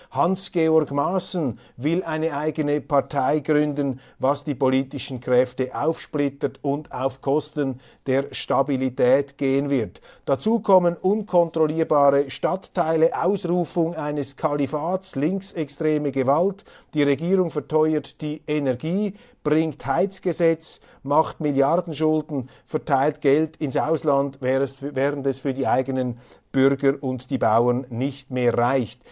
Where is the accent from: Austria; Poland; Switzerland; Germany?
Switzerland; accent: Swiss German